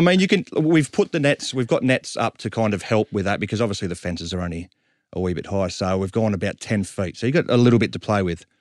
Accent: Sydney, New South Wales, Australia; we're from Southwest Sydney

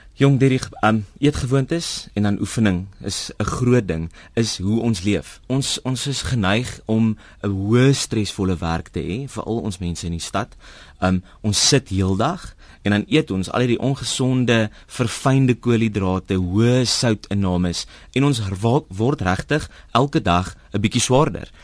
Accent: South Africa; ons as Suid-Afrikaners

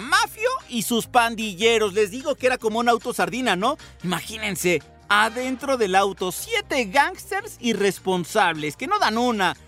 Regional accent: Mexico; Ya, ya saben cómo somos aquí en México

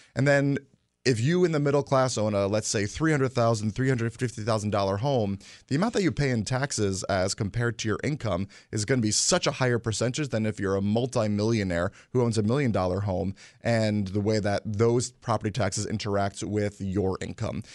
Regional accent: Guilford, Connecticut, United States; also born or lived in Hamden; I grew up in Guilford

